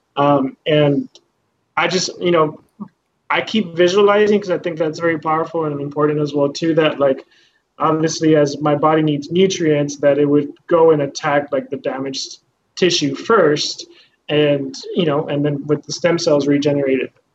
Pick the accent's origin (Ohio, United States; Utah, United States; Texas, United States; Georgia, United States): Texas, United States; Eagle Pass; also born or lived in Houston, Texas; I'm from Houston originally, and I was raised in Eagle Pass